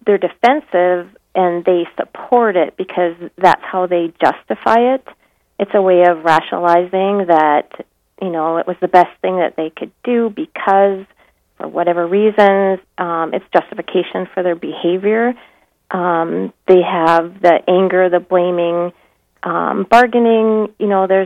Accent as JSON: {"language": "English", "town": "Minot", "region": "North Dakota", "country": "United States", "tie": "born or raised there", "said": "I was born and raised in Minot"}